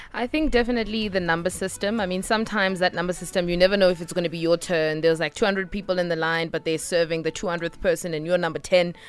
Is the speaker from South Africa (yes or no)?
yes; South Africa; being a South African